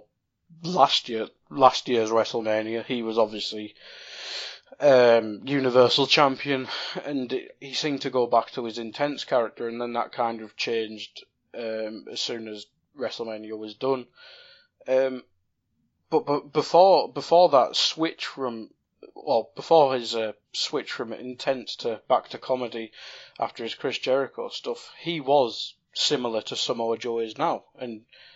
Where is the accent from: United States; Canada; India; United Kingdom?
United Kingdom; North East England; we're both British or from the North East. Coming from the North East, we have different comedic tastes